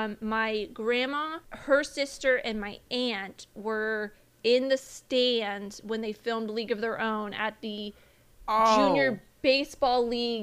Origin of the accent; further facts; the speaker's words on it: Indiana, United States; I am considered a Hoosier because I'm from Indiana.